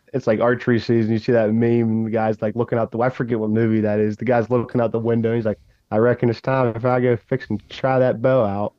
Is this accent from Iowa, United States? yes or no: no; Ohio, United States; And I don't even know if that necessarily mean my home state. Ohio is obviously going to be one of my top ones.